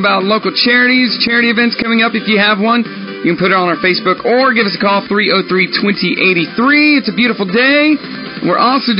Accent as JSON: {"language": "English", "town": "Southwest City", "region": "Missouri", "country": "United States", "said": "And I'm from Southwest City."}